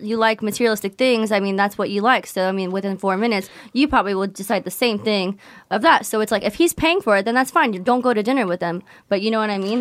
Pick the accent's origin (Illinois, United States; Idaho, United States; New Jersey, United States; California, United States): California, United States; San Diego; I'm from San Diego, California